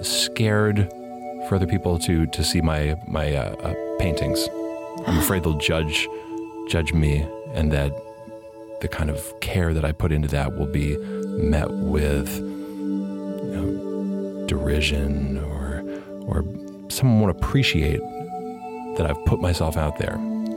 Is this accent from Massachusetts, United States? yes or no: yes; Massachusetts, United States; From Massachusetts.